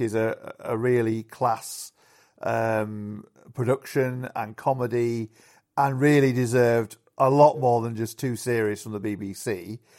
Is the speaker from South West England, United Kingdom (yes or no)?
no; Yorkshire and the Humber, United Kingdom; the pubs where I grew up in in Yorkshire